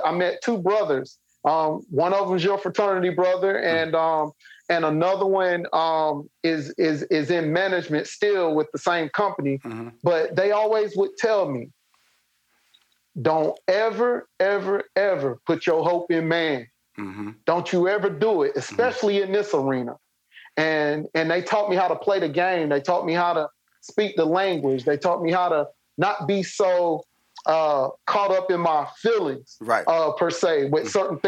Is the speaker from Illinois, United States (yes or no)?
no; Spartanburg, South Carolina, United States; So at USC Upstate, which is an extension of USC, but it's here in my hometown in Spartanburg.